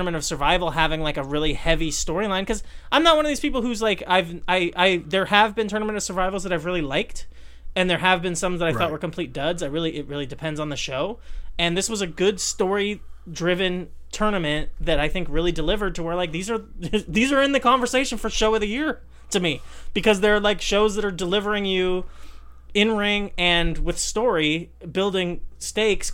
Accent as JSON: {"language": "English", "region": "Southern California", "country": "United States", "said": "I am from Southern California"}